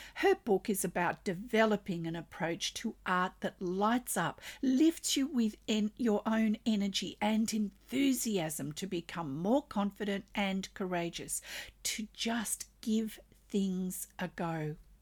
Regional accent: Australia; I'm an Australian textile artist

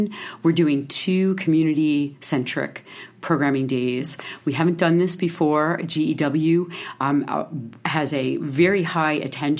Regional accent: Pennsylvania, United States; moved away as an adult; also born or lived in Hermosa Beach, California; I grew up in Pennsylvania, and I was out west for almost 20 years

